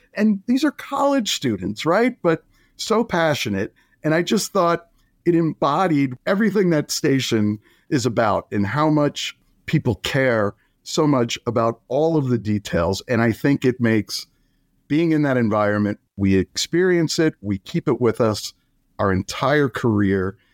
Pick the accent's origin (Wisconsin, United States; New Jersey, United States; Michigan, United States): New Jersey, United States; moved away as an adult; I grew up in New Jersey